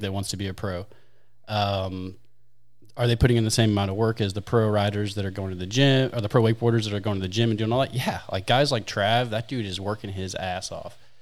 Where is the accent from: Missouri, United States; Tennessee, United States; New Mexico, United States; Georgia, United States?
Missouri, United States; St. Louis; I'm from Saint Louis, born, raised, and kinda stuck